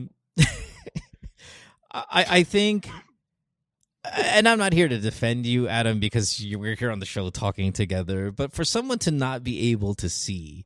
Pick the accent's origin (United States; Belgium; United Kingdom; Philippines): Philippines; as a Filipino